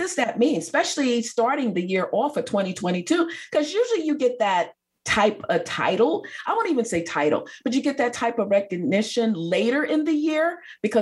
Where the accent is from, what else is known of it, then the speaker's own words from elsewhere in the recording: New York, United States; I grew up in New York, I'm a New Yorker.